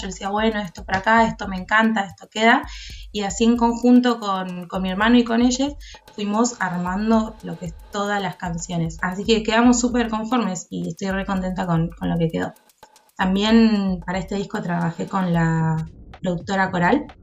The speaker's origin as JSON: {"language": "Spanish", "town": "Bahía Blanca", "region": "Buenos Aires Province", "country": "Argentina", "tie": "born or raised there", "moved": "as an adult", "lives_now": "La Plata, Argentina", "said": "Soy de Bahía Blanca, viví hasta allá hasta los 19 años y en el 2015 me mudé a la ciudad de La Plata"}